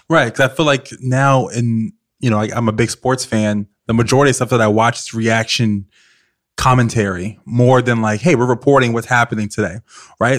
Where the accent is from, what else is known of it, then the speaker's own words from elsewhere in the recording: Virginia, United States; I grew up in Virginia